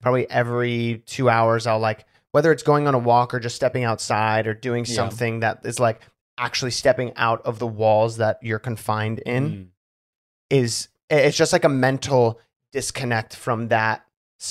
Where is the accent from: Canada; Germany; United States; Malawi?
United States; being American and sheltered and homeschooled